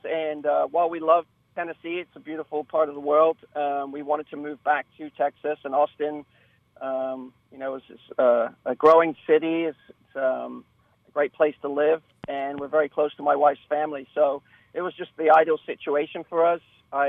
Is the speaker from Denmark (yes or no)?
no; England, United Kingdom; I was. I grew up in a small town, and our team was in the, you know, the fourth division